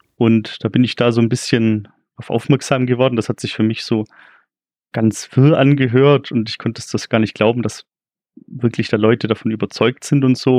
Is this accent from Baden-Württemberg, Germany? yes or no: yes; Ulm area, Baden-Württemberg, Germany; Wie man vielleicht auch hört, komme ich auch hier aus der Gegend.